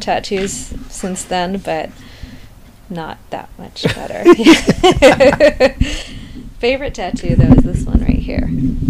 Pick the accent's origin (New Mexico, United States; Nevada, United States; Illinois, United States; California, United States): New Mexico, United States; Taos; So I call it Southwestern Honky Tonk because I'm from New Mexico.